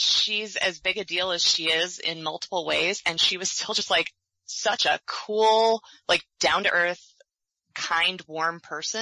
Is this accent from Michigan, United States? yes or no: yes; Michigan, United States; moved away as an adult; also born or lived in Gainesville, Florida; now in Sarasota, United States; having grown up and gone to college for a couple of years in Michigan